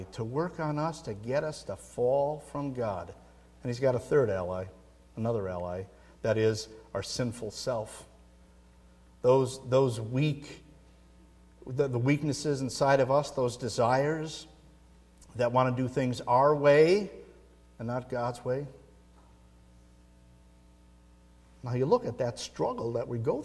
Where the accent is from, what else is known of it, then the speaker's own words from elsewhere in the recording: Midwest, United States; moved away; I grew up in the Midwest